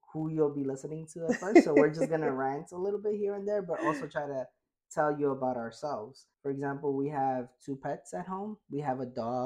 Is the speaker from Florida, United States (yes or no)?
no; New York City, New York, United States; I was born and raised in Brooklyn